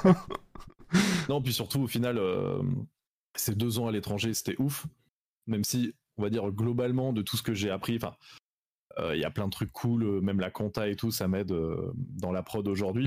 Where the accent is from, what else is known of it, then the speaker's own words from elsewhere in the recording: Salon-de-Provence, Provence-Alpes-Côte d'Azur, France; je viens de Salon de Provence dans le sud